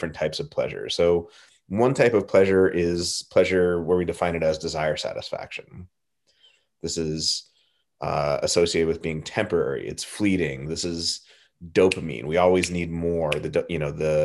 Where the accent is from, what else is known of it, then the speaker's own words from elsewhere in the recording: Southern California, United States; I grew up in Southern California